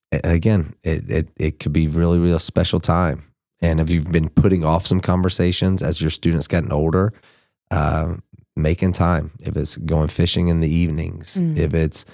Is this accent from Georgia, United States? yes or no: yes; Georgia, United States; I'm from South Georgia.